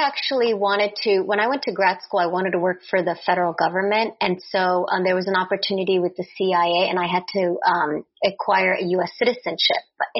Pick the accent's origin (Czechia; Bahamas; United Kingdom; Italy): Czechia; born there; English is a second language; So when I was born in Czechoslovakia, and that was still a communist country, then Czechoslovakia in 91 split into Czech and Slovak Republic.